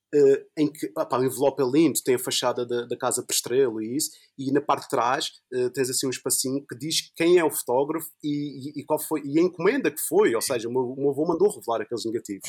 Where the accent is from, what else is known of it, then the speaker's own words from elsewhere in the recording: Funchal, Madeira, Portugal; sou do Funchal e quando, quando eu estava a estudar no Funchal, quando eu estava lá no liceu